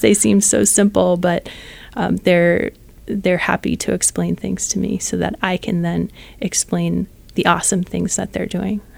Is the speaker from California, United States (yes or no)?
yes; San Jose, California, United States; I am from San Jose, California